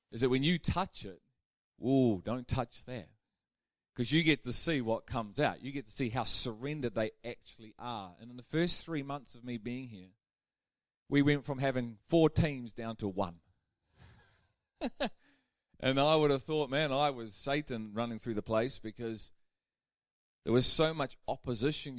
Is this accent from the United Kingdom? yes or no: yes; United Kingdom; We're British.